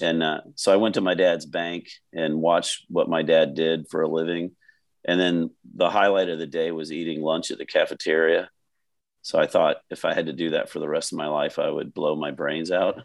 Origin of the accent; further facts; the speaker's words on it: Fort Lauderdale, Florida, United States; I grew up in Fort Lauderdale, Florida, and I grew up about 10, 15 minutes at the most from the Fort Lauderdale Hollywood International